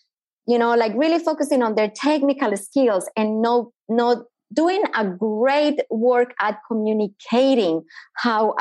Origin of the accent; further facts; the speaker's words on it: Colombia; English is a second language; moved away as an adult; now in Australia; I am originally from Colombia. As the accent already gave me away, I've been living in Australia for the last 17 years